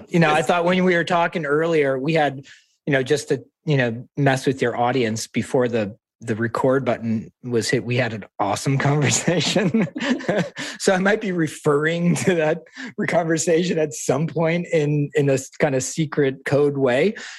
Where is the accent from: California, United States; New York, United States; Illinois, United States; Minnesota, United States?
New York, United States; I was born in New York, but I'm first generation. So, you know, I grew up speaking different languages